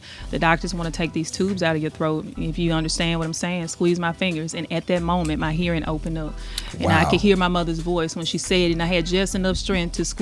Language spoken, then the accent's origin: English; Jackson, Mississippi, United States; I'm from Jackson, Mississippi.